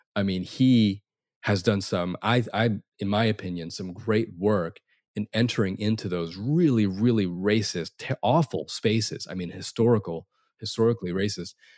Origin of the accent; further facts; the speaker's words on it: United States; Asian Americans